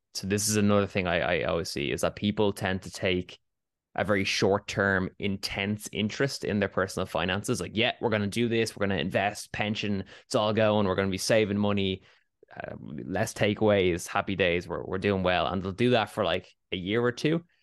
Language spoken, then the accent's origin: English; Dublin, Leinster, Ireland; I am born and raised in Dublin, Ireland